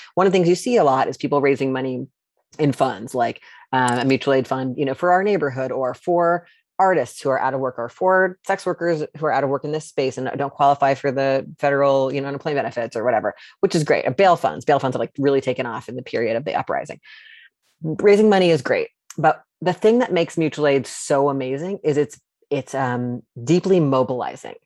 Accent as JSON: {"language": "English", "area": "outside Charlottesville", "region": "rural central Virginia", "country": "United States", "also_born_or_lived": "New York", "moved": "yes", "lives_now": "Seattle, United States", "said": "I'm originally from Virginia, from, like, rural central Virginia outside a place that now everybody knows where it is, Charlottesville"}